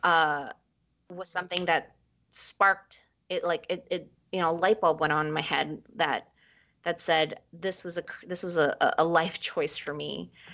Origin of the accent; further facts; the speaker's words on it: New York City, New York, United States; also born or lived in Ecuador; I was born in Ecuador and we moved to New York. We immigrated to New York when I was five